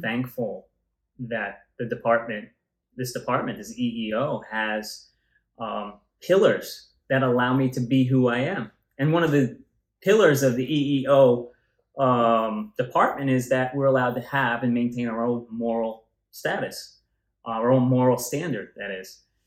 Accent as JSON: {"language": "English", "town": "New York City", "region": "New York", "country": "United States", "tie": "born or raised there", "said": "I grew up in Tottenville, the, the southern end here, yeah. Staten Island, and for a long time"}